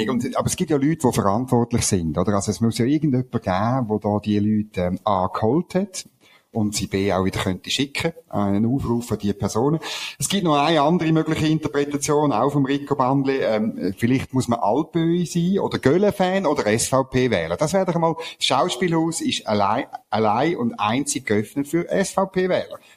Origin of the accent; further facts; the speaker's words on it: Switzerland; Also ich als Schweizer könnte teilnehmen, oder?